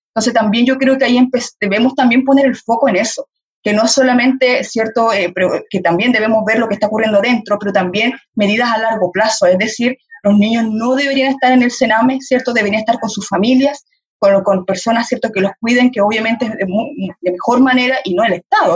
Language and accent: Spanish; Chile; como sociedad chilena